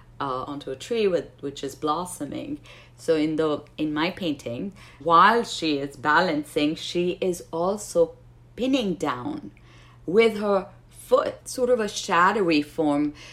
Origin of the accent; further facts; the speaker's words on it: Pakistan; moved away; growing up in Pakistan